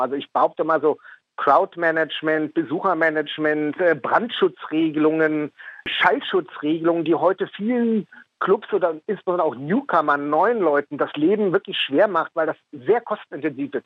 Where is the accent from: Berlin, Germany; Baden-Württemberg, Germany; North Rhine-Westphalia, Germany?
Berlin, Germany; Ich bin in Westberlin geboren. Ich bin ein Westberliner Mauerkind, bin also mit all den Freiheiten aufgewachsen